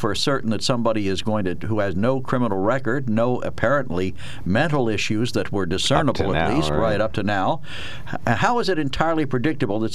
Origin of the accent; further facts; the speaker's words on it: Harrisburg, Pennsylvania, United States; I grew up in Harrisburg